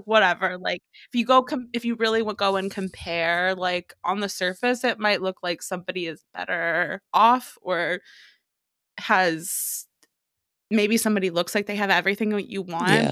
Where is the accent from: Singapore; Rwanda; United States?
United States; Tennessee; also born or lived in Memphis, Tennessee / Bozeman, Montana; I moved from Memphis, Tennessee to yeah. Bozeman, Montana